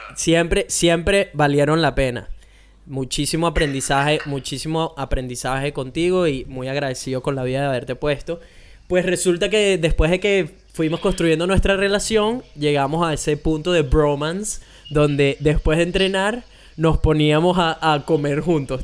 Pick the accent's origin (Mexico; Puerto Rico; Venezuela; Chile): Venezuela; como un venezolano